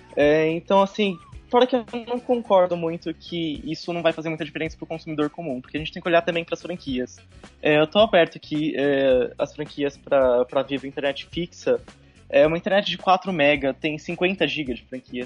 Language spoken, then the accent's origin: Portuguese; Bauru, São Paulo, Brazil; eu sou de Bauru, mas estou aqui em Tupã